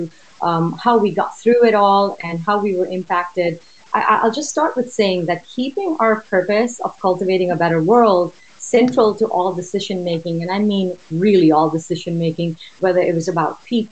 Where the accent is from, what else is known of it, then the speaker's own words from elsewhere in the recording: Oman; moved away as an adult; also born or lived in India; now in United States; Originally from India, I was born and raised in Oman in the Middle East